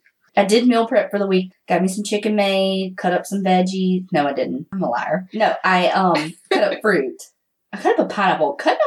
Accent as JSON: {"language": "English", "town": "Hattiesburg", "region": "Mississippi", "country": "United States", "said": "we are both from Mississippi."}